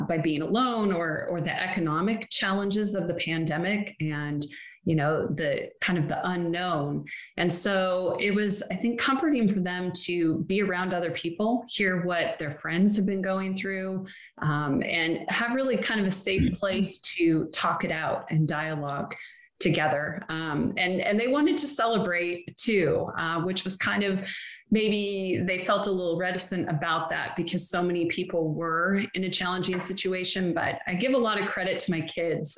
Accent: Ketchikan, Alaska, United States; I was able to show them around my hometown and my school

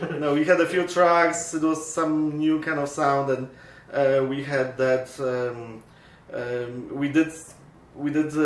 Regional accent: Poland; now in Winnipeg, Canada; I come from Poland myself, and I came to Canada in 1989

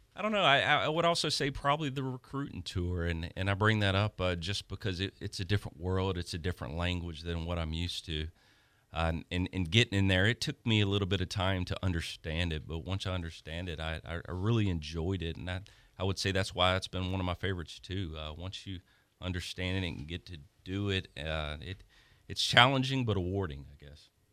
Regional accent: Baton Rouge, Louisiana, United States; moved away as an adult; also born or lived in Perry, Georgia; I'm originally from Baton Rouge, Louisiana. I was born and raised. I spent most of my life there

